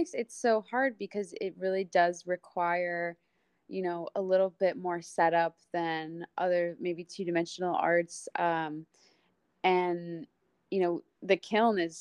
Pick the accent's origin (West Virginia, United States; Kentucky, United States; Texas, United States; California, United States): Texas, United States; moved away as an adult; I'm from Texas